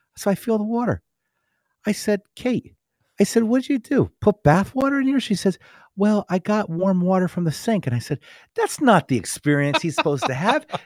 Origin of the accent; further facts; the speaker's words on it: New Jersey, United States; I grew up in North Jersey, you know, in, in, in the country